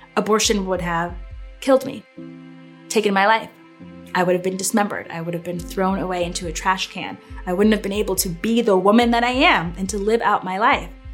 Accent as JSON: {"language": "English", "region": "Connecticut", "country": "United States", "tie": "born or raised there", "said": "I grew up in Connecticut and it's a very pro-choice state."}